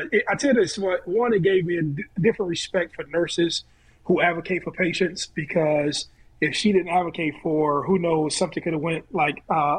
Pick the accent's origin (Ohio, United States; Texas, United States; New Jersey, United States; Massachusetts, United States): Ohio, United States; I'm from Ohio